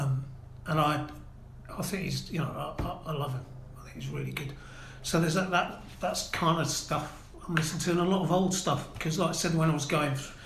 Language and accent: English; Norwich, East of England, United Kingdom; also born or lived in Aberdeen, Scotland / Brighton / Gloucester / Cardiff; I was born in Aberdeen, moved to Norwich when I was 8, obviously with my parents